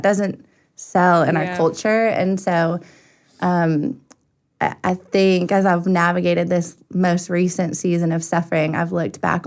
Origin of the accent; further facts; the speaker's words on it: Arizona, United States; I grew up in Arizona